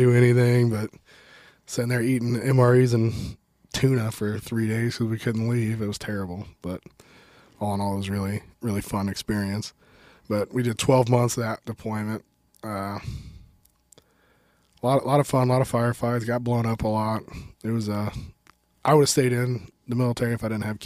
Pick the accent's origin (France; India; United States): United States; Adrian, Missouri; So I'm from Adrian, Missouri.